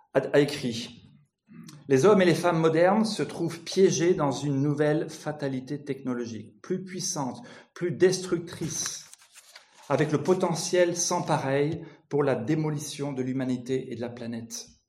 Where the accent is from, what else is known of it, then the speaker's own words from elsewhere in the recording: France; je viens de France